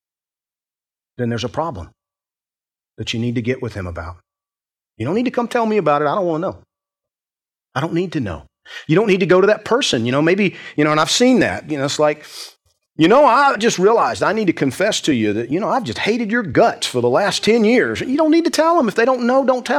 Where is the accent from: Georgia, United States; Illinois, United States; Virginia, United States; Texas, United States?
Georgia, United States; I grew up in Georgia